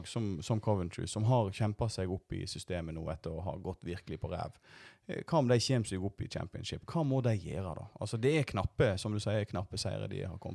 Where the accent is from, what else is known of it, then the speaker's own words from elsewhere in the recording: Voss, Vestland, Norway; accent: Voss dialect; Jeg har ei kvasidialekt fra, fra Voss, men eh, vi gjør så godt vi kan.